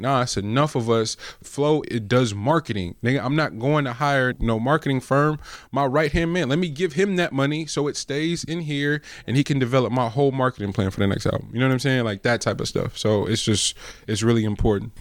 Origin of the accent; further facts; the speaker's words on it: the Bay Area, California, United States; I'm from the Bay.